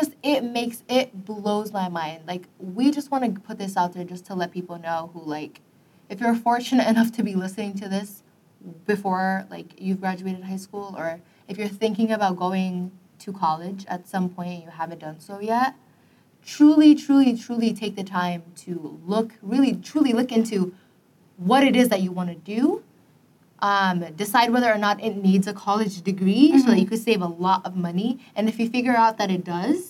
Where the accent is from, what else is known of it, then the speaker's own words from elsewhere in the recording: Minneapolis, Minnesota, United States; we're from Minneapolis